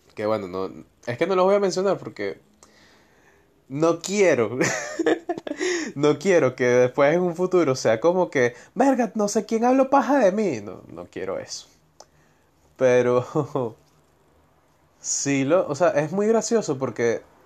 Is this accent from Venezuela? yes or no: yes; Venezuela; now in Argentina; soy de Venezuela, cómo llegué a Argentina